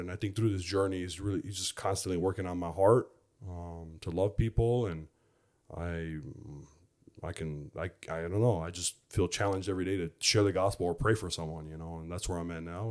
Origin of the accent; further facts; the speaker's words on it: Chicago, Illinois, United States; I grew up in Chicago